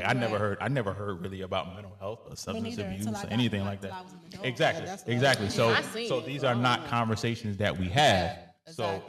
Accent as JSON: {"language": "English", "country": "United States", "said": "because us as African American people have been so behind for so many years, we're having to play catch up."}